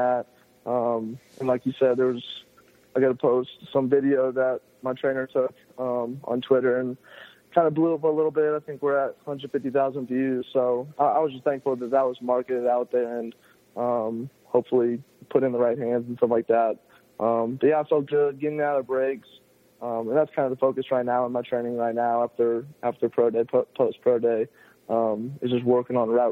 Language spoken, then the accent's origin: English; Milton, Georgia, United States; I come from Milton, Georgia, went to Cambridge High School